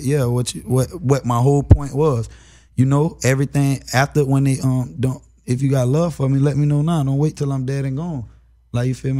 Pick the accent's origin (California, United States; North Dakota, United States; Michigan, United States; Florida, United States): Florida, United States; I'm from Florida